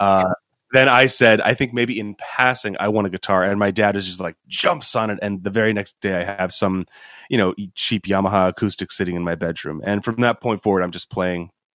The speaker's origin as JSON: {"language": "English", "town": "Los Angeles", "region": "California", "country": "United States", "tie": "born or raised there", "also_born_or_lived": "Boston", "said": "I'm from Los Angeles area in the first place. That's where I was born"}